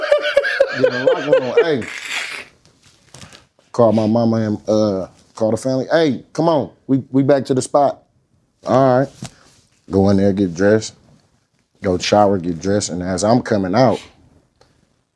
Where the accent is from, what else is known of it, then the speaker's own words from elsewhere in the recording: Oakland, California, United States; I'm a Raider fan. I'm from Oakland, California.